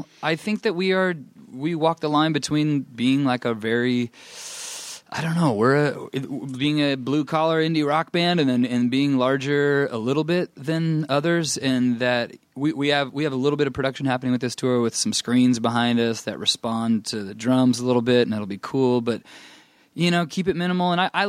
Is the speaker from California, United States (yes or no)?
yes; Anaheim, California, United States; grew up some in Northern California, but then in Anaheim.